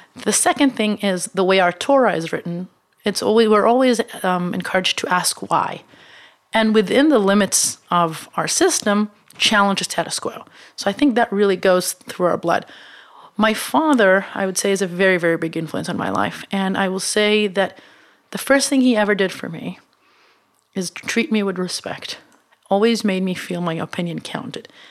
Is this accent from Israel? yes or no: yes; Israel; moved away as an adult; now in United States; I come from Israel, which is not in my mind, the best place on earth, uh, but is a small market